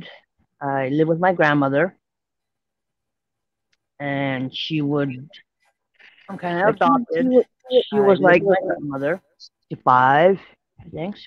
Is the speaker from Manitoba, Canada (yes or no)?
yes; St. Theresa Point, Manitoba, Canada; I'm from St. Teresa Point, First Nation, Manitoba, Canada